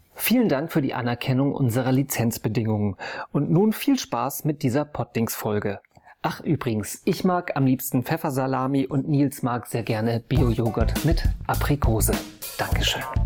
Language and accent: German; Hamburg, Germany; als Hamburger